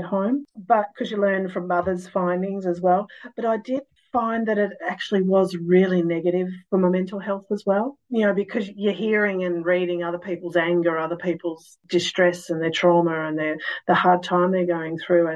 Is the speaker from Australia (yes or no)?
yes; Australia; also born or lived in New Zealand; we are Australian citizens